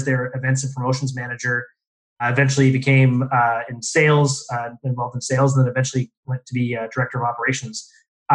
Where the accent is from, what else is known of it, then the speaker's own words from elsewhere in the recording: Windsor, Ontario, Canada; also born or lived in Toronto / Vancouver; I was born and raised in Windsor, Ontario